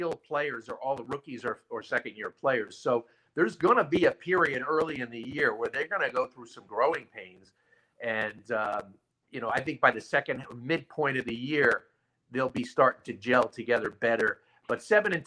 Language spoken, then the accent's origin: English; Long Island, New York, United States; I'm from Long Island. So I think we have really good pizza here in Long Island, too